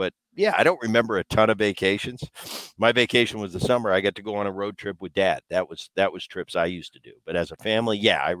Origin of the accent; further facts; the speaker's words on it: New Jersey, United States; Well, I grew up in my early childhood. I grew up in New Jersey.